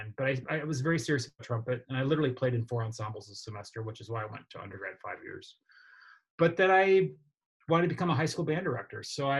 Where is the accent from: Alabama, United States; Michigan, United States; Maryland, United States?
Michigan, United States; Okemos; now in Georgia, United States; I grew up in Michigan.